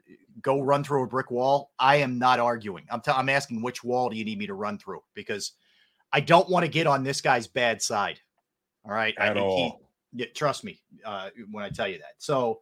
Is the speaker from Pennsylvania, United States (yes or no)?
yes; Philadelphia, Pennsylvania, United States; I'm from the Philadelphia.